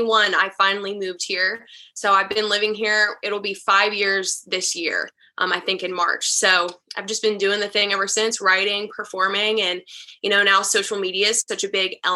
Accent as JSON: {"language": "English", "town": "Charlotte", "region": "North Carolina", "country": "United States", "moved": "as an adult", "lives_now": "Nashville, United States", "said": "I'm originally from Charlotte, North Carolina"}